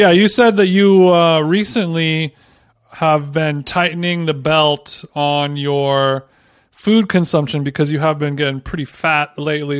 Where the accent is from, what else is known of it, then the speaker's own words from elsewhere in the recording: Huntington Beach, California, United States; H B Huntington Beach, my hometown in Orange County